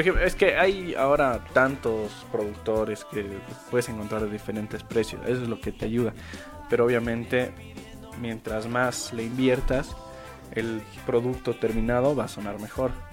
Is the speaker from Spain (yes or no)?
no; Bolivia; como músicos bolivianos